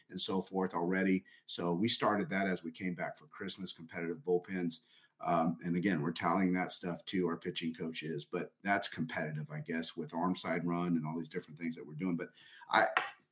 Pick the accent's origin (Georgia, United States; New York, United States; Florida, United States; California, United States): California, United States; Southern; moved away; also born or lived in El Paso; I'm from Southern California originally.